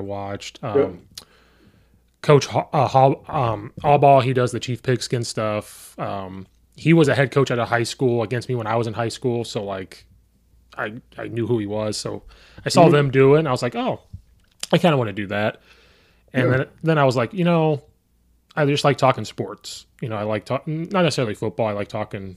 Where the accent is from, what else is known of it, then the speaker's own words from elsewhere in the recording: Central Illinois, United States; growing up in Central Illinois